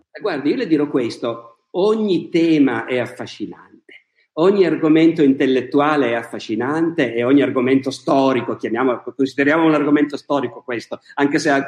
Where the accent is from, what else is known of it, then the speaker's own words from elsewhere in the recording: Bergamo, Lombardy, Italy; Io nato... sono nato a Bergamo, adoro Bergamo.